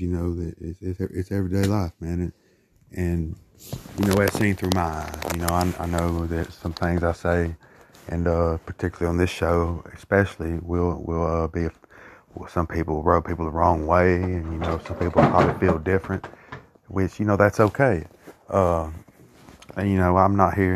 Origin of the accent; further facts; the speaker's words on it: Brookside, Alabama, United States; my people in Brookside, Alabama, my home, my hometown.